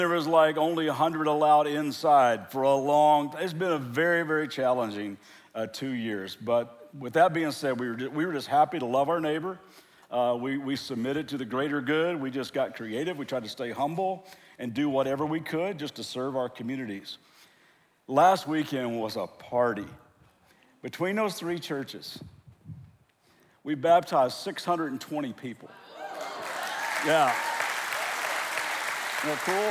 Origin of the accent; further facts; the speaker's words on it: Kentucky, United States; now in Southern California, United States; I am from Kentucky, born and raised there, but I live in Southern California.